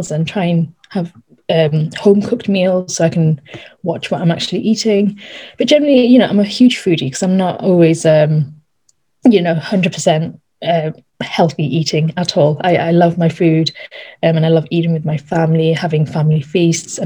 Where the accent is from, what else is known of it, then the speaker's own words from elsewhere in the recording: Darlington, North East England, United Kingdom; also born or lived in Norton; I was born in Darlington, up north again. And then I moved a couple of years ago to just 20 minutes away outside of Darlington to this little village called Norton